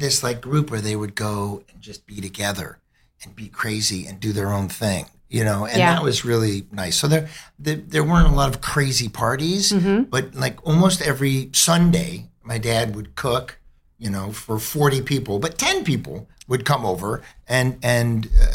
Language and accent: English; United States; From here, from the Pacific.